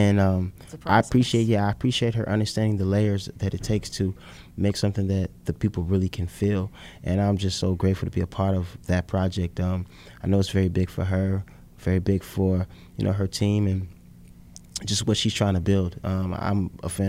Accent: Chicago, Illinois, United States; being the Chicago kid, I was born on the South Side

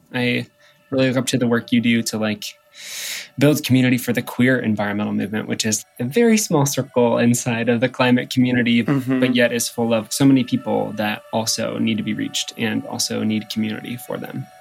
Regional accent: Midwest, United States; I'm from the Midwest and you don't do drag in the Midwest

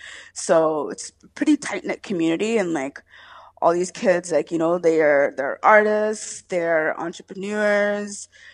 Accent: Toronto, Ontario, Canada; I was born and raised in Jenner Finch. I mean, I'm still there.

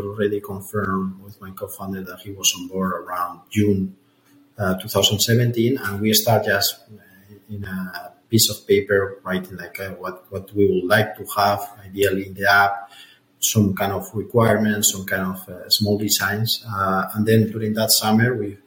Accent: Madrid, Community of Madrid, Spain; I'm from Madrid

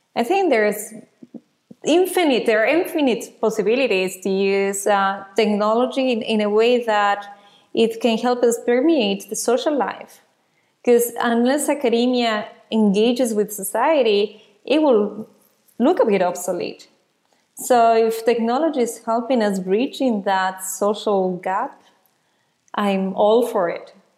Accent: Ecuador; now in Netherlands; I was born in Ecuador

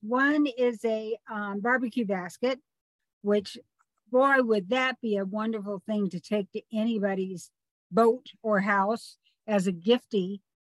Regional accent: Southern California, United States; I grew up in Southern California

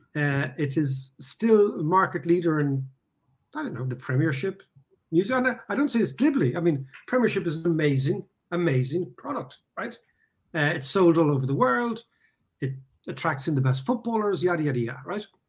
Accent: Ireland; also born or lived in London; as an Irish person

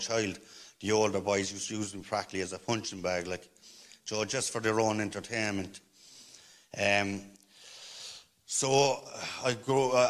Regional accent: Cork, Munster, Ireland; I'm from Greenmount. I'm from Cork City. I grew up around a lot of violence

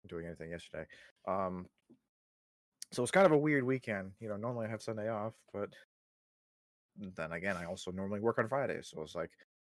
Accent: Canada; I'm a Canadian.

